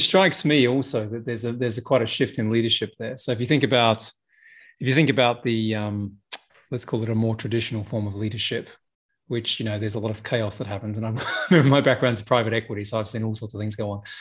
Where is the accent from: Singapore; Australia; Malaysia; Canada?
Australia; now in United Kingdom; I'm Australian, right? You know, I may live in the UK and I'm in Dubai right now